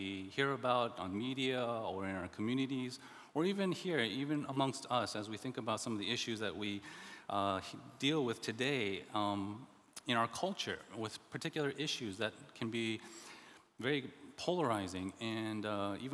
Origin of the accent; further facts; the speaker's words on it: the South, United States; born or raised there; also born or lived in Indianapolis, Indiana